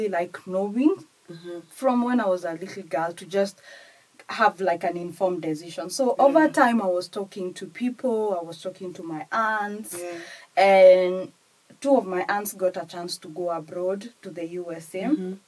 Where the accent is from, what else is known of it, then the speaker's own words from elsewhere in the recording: Kenya; English is a second language; moved away as an adult; now in United Kingdom; I am from Kenya to start with, and I've done my studies in Kenya and practiced a little bit in Kenya